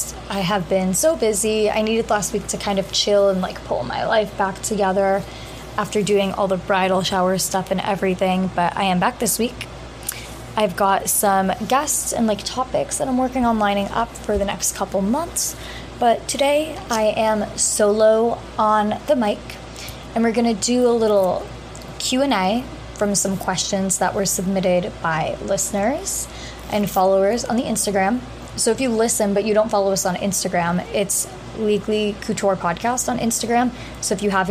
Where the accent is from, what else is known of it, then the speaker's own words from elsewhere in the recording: New Hampshire, United States; moved away as an adult; now in New York, United States; I go to law school in New York as well, but I am from New Hampshire